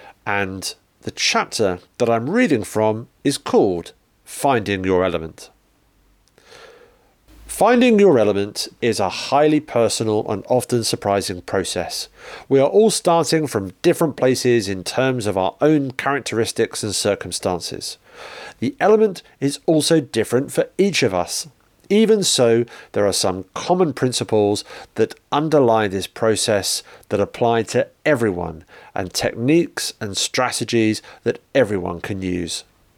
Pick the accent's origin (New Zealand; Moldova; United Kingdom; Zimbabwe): United Kingdom; Liverpool, North West England; I was born in 1950 in Liverpool, England. I grew up in a large, close-knit family that was also tremendously sociable and funny.